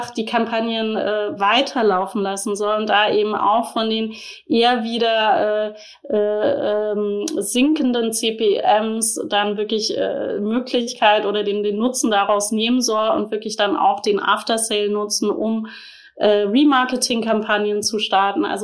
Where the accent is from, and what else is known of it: Black Forest, Baden-Württemberg, Germany; born or raised there; moved away